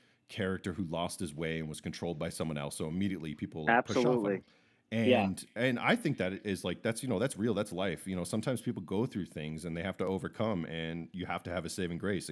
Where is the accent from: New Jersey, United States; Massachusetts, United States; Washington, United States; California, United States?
Massachusetts, United States; Boston; we're both from the Boston area. We know who you like for sports athletes around here. We don't really have a choice. It's just the culture we grew up